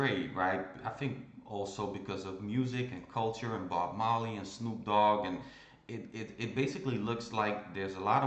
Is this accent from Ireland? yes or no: yes; Ireland; also born or lived in Iran; I was born in Iran and I came to Ireland when I was two